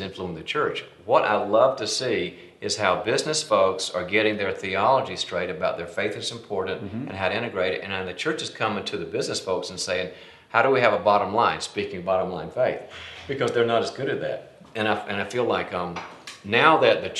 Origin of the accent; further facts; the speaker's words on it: North Carolina, United States; moved away as an adult; also born or lived in Dallas; I was born and raised in North Carolina